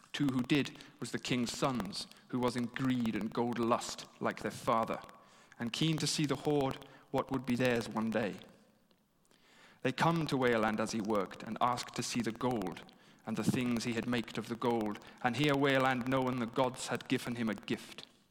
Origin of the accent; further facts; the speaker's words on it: England, United Kingdom; being English and having studied history here